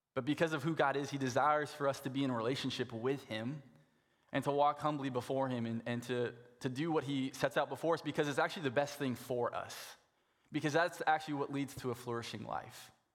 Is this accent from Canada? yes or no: yes; Saskatoon, Saskatchewan, Canada; moved away; I grew up in Saskatoon